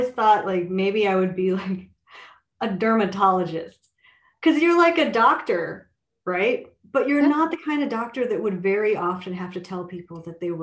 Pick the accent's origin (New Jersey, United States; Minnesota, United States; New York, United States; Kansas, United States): Minnesota, United States; I grew up in Minnesota